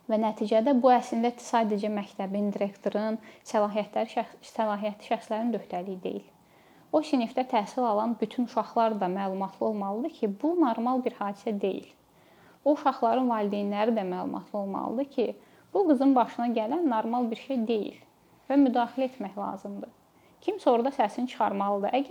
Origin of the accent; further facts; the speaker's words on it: Azerbaijan; Biz ola bilər ki, hamımız Azərbaycanlıyıq, amma dediyim kimi böyüdüyümüz mühitlər bir-birindən fərqlənir.